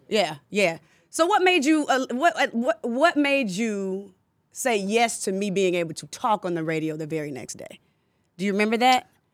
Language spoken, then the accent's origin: English; Decatur, Georgia, United States; I grew up in Decatur